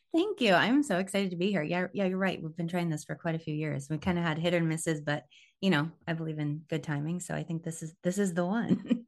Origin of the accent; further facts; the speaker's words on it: Tampa, Florida, United States; moved away as an adult; also born or lived in southern Missouri; now in Missouri, United States; we moved to Tampa when I was nine, and so like Tampa, I feel like was kind of like my formative years. It was like fourth grade through high school